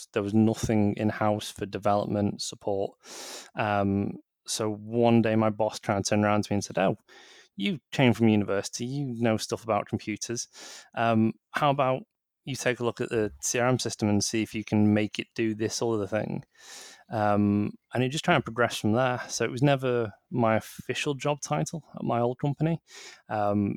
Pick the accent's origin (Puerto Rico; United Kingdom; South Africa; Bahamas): United Kingdom; Manchester, North West England; I'm from Manchester myself.